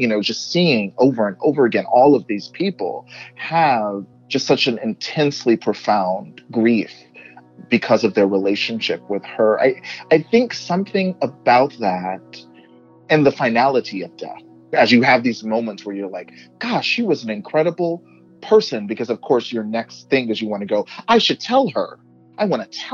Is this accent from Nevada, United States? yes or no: no; Texas, United States; moved away; where I grew up in Texas